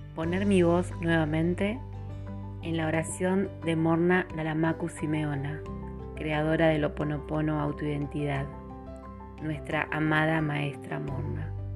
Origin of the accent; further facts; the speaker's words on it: Patagonia, Argentina; en mi país